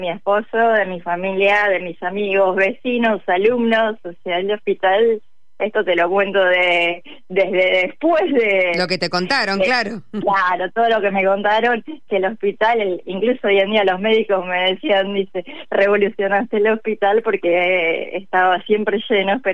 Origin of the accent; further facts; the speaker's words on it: General Roca, Río Negro, Argentina; born there; now in Buenos Aires, Argentina; Sí, estoy en Capital Federal, pero nací en la ciudad General Roca, Río Negro.